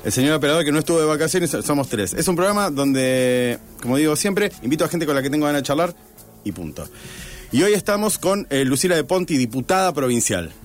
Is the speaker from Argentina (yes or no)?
yes; Rosario, Santa Fe, Argentina; somos muy pocos los rosarinos que vivimos en Rosario